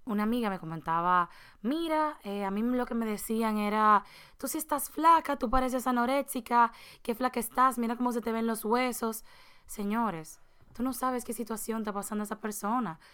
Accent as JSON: {"language": "Spanish", "country": "Dominican Republic", "said": "nosotros somos dominicanos"}